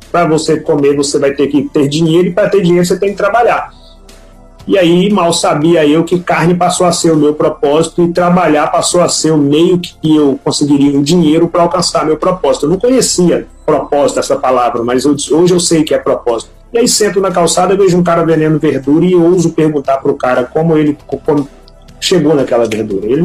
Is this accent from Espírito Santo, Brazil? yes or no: no; Pitangui, Minas Gerais, Brazil; also born or lived in Belo Horizonte; Eu nasci em Pitangui, Minas Gerais. Depois me mudei para Belo Horizonte, assim, migrei de vários pontos em Minas Gerais durante a infância